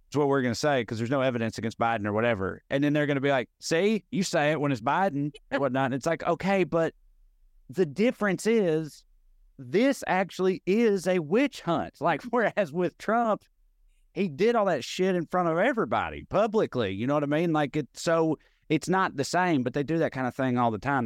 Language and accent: English; Clay County, Tennessee, United States; moved away as an adult; also born or lived in Knoxville, Tennessee; now in Los Angeles, United States; I'm from Clay County, which is, uh, very, very, very rural.